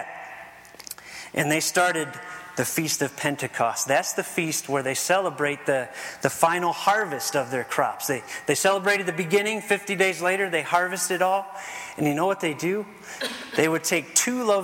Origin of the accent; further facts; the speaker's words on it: Ohio, United States; I grew up in Ohio